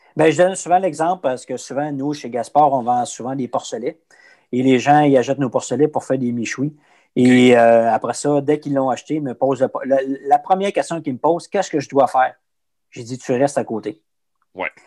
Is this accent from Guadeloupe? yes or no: no; Abitibi, Quebec, Canada; moi, je viens d'Abitibi